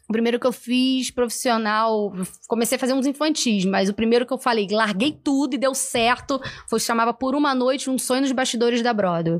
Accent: São Gonçalo, Rio de Janeiro, Brazil; eu sou de São Gonçalo, né? E eu moro lá em Alcântara, do lado, colado no McDonald's que tem lá

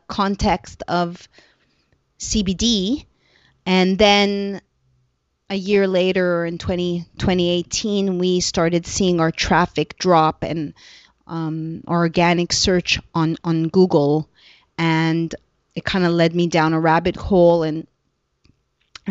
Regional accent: Canada; I am a Canadian

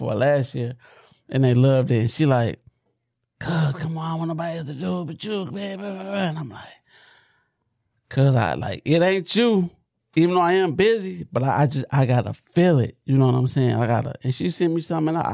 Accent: Detroit, Michigan, United States; I'm from Southwest Detroit

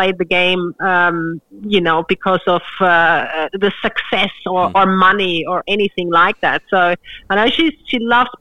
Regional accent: Australia; being an Australian

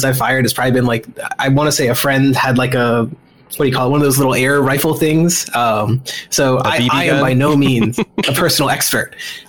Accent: Maryland, United States; also born or lived in New Jersey; I was born in New Jersey, and I grew up in Maryland.

